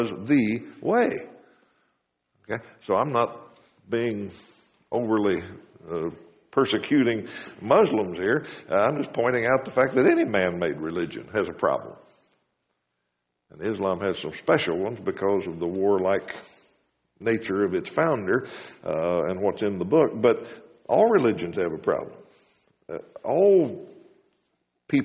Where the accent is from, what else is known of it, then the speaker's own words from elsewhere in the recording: United States; also born or lived in Wichita, Kansas; As Americans